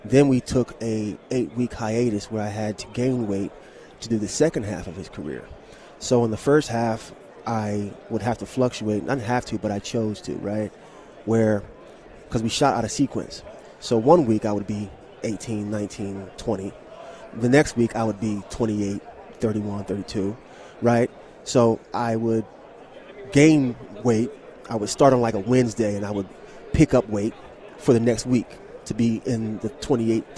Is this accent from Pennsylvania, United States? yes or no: no; Camden, New Jersey, United States; I am from Camden, New Jersey